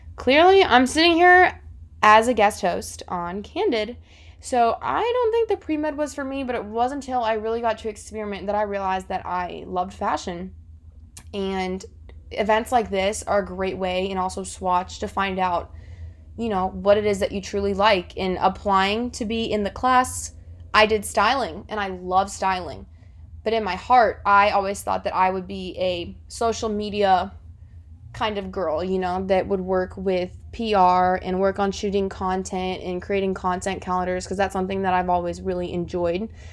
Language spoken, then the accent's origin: English; South Florida, United States; moved away as an adult; now in Auburn, United States; I'm originally from South Florida